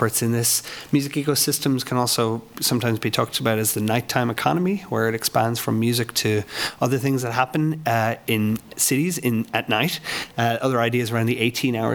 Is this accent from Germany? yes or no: no; Ireland; now in Lawrence, United States; I'm an Irishman. I had a record label at home in Ireland